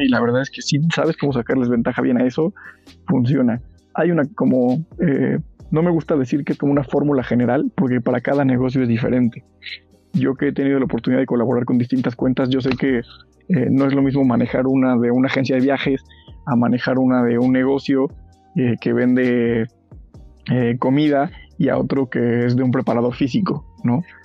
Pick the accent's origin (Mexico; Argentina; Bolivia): Mexico; now in Pachuca, Mexico; los que somos del Estado de México o de la ciudad